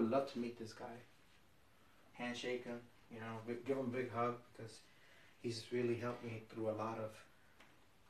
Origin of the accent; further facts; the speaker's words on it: Jersey City, New Jersey, United States; I'm a northern Jersey boy. I'm from Jersey City